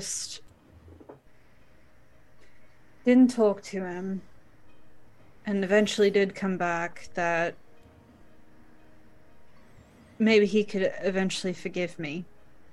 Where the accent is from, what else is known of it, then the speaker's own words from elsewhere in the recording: Midwest, United States; accent: Midwestern; my stupid Midwestern accent.